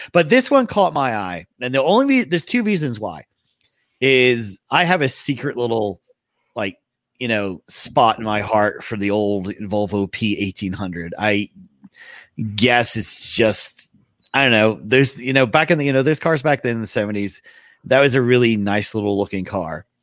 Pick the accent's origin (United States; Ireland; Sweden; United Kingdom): United Kingdom; England; I grew up in England